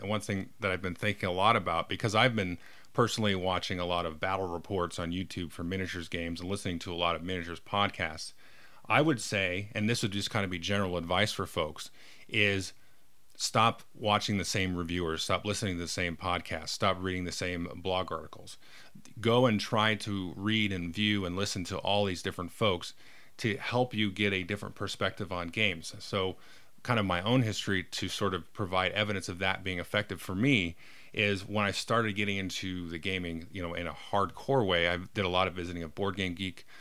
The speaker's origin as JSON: {"language": "English", "region": "California", "country": "United States", "tie": "born or raised there", "said": "I was born in California and blah, blah, blah, grew up in suburbia"}